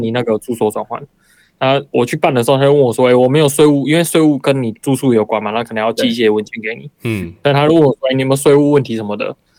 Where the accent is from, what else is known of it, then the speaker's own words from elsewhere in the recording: Taiwan; now in Japan; 像我是台湾的话